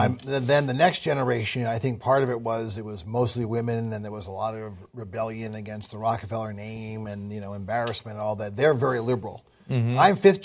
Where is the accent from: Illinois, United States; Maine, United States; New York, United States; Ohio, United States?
New York, United States; Manhattan; I grew up in Manhattan.